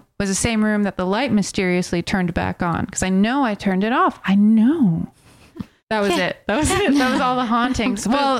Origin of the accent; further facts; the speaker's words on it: United States; Where are you from? And I was like, America.